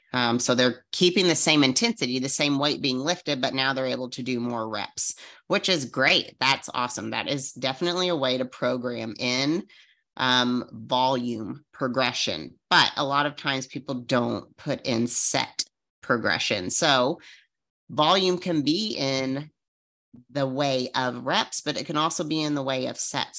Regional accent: Arizona, United States; I'm from Arizona

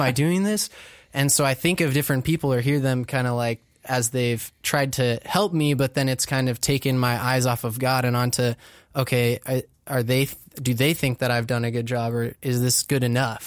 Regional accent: Orange County, California, United States; I grew up in Orange County

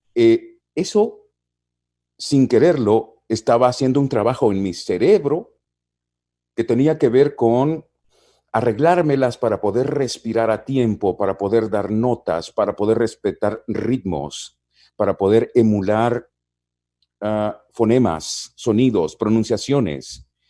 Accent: San Miguel, El Salvador; Yo nací en San Miguel, que queda al oriente del Salvador

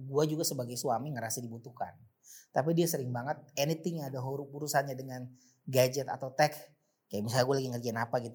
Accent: Jakarta, Indonesia; sebenarnya bukan asli Jakarta tapi dari kecil di Jakarta dan paham jalanan Jakarta karena gue kecil masa kecil itu Jakarta Timur

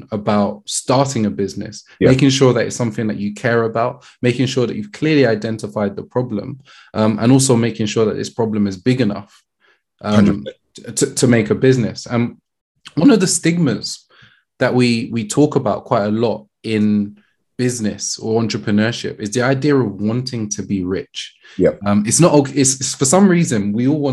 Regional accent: London, United Kingdom; I grew up in Brixton

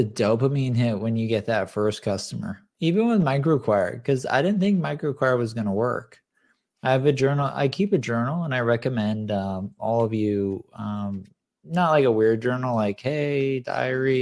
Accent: Southern California, United States; I grew up in Southern California.

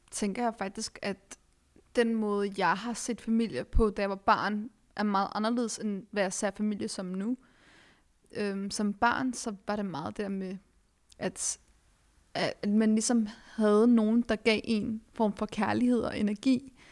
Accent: Denmark; at vi er vokset op i Danmark, øh, født og vokset op i Danmark med en anden etnisk baggrund

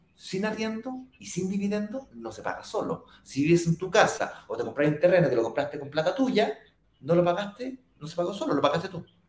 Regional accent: Santiago, Santiago Metropolitan Region, Chile; yo viví toda mi vida en Las Condes con Apoquieto

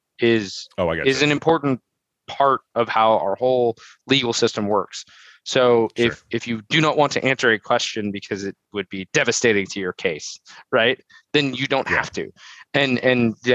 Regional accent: United States; as an American

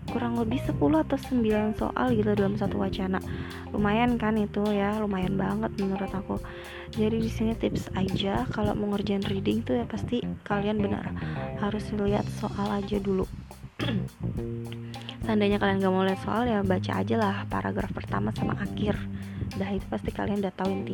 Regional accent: Tangerang, Banten, Indonesia; btw aku dari Tangerang itu kalian tahu dong perjalanannya naik KRL pun

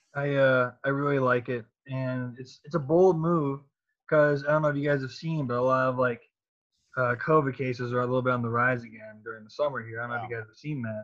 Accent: Cleveland, Ohio, United States; I'm from Cleveland

